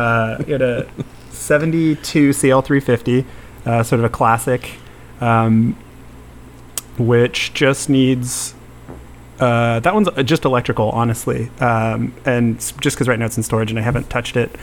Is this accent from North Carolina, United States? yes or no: no; California, United States; growing up in California